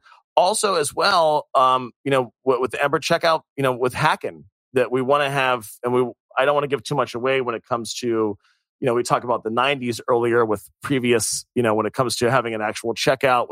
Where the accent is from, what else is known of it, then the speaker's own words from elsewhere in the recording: United States; I'm American